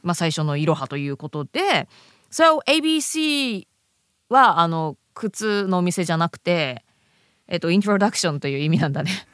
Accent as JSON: {"language": "Japanese", "country": "Japan", "tie": "born or raised there", "also_born_or_lived": "abroad (unspecified, early childhood)", "said": "日本のね公立の学校に行ってで英語の勉強を再開したのはもう中学校1年生"}